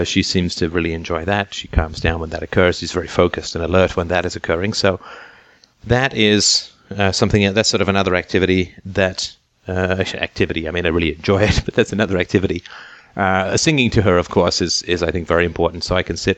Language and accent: English; England, United Kingdom; growing up in England